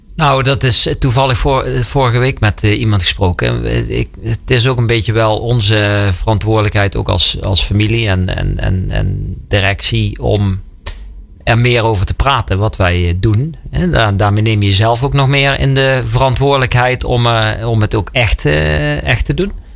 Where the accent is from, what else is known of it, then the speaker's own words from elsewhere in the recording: Limburg, Netherlands; Wij komen uit Limburg